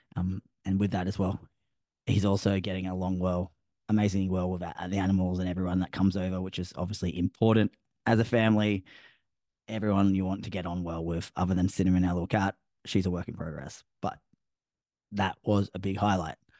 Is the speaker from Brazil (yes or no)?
no; Australia; I'm Australian